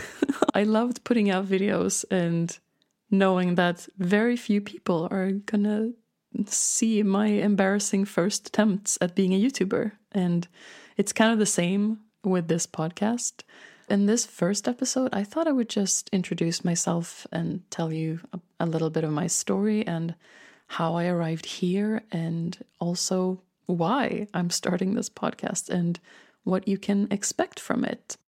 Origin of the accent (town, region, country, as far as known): Stockholm, Stockholm County, Sweden; born or raised there; accent: Swedish; English is a second language